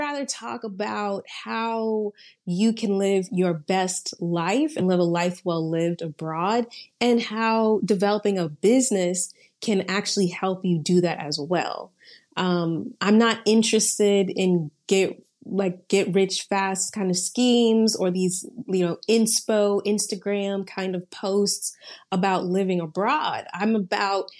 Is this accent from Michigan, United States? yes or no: no; Atlanta, Georgia, United States; moved away as an adult; also born or lived in Suwanee, Georgia; now in Valencia, Spain; So I'm from Atlanta. I was raised in Atlanta.